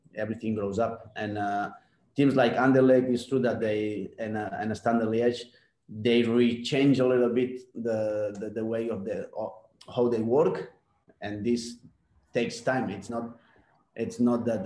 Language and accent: English; Barcelona, Catalonia, Spain; English is a second language; moved away as an adult; also born or lived in New Zealand; the kind of football I grew up in La Masia, also in, uh, in the Spanish style, the Barcelona style.